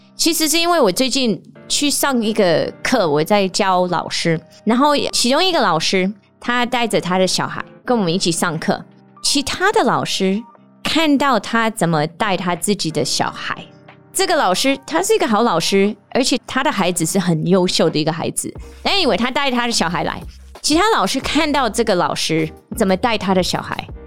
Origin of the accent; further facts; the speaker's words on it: United States; Chinese is a second language; now in Taiwan; 我有时候是不是美国人也不是台湾人，但有时候我也是美国人，又是台湾人